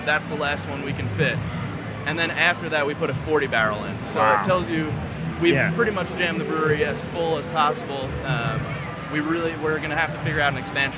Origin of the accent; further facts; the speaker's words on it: Lakewood, New Jersey, United States; I am born and raised in Lakewood. My family's been there about 100 years